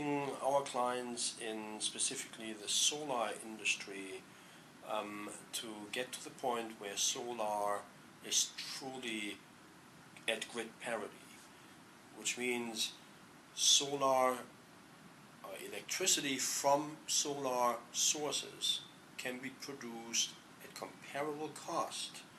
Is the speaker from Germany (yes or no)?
yes; Germany; moved away as an adult; also born or lived in Hamburg, Germany; now in Palo Alto, United States; I'm from Germany